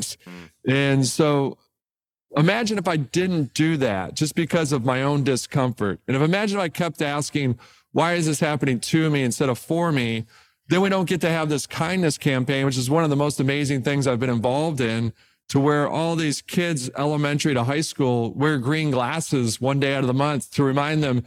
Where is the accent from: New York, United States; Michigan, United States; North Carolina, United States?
Michigan, United States; Detroit; I'm an intern at Cadillac growing up in Detroit